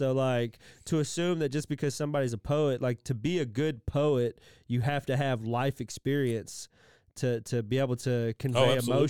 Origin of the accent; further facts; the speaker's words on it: Texas, United States; as a Texan